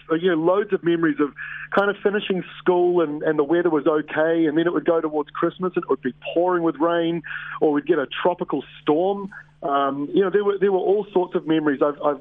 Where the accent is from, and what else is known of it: Waikato, New Zealand; born or raised there